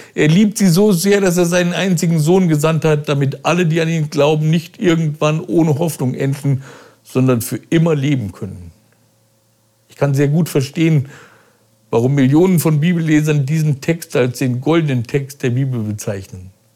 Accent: Braunschweig, Lower Saxony, Germany; Braunschweig, der Stadt, wo ich meine Kindheit verbrachte

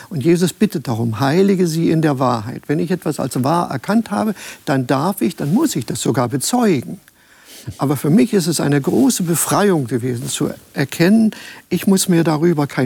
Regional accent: Germany; moved away; Wenn ich als Deutscher ins Ausland gegangen bin und habe im Ausland gelebt

